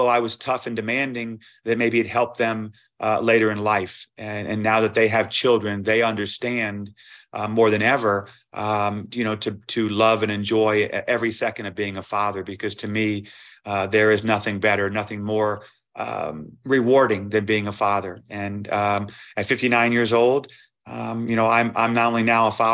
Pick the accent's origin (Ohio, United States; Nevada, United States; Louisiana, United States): Louisiana, United States; New Orleans; moved away as an adult; also born or lived in Fayetteville, Arkansas; I'm from New Orleans